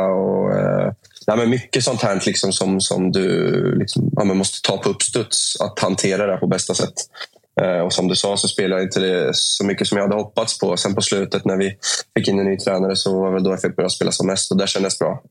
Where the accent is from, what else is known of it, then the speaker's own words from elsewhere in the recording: Norrköping, Östergötland, Sweden; moved away as an adult; also born or lived in Gdańsk, Poland / Uppsala; när jag flyttade från Norrköping för första gången i mitt liv. Jag har liksom bott där hela livet.